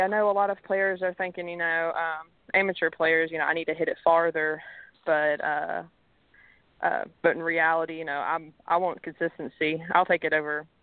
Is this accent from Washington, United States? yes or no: no; Mobile, Alabama, United States; moved away; also born or lived in Tennessee; I'm originally from Alabama, so we moved to Tennessee.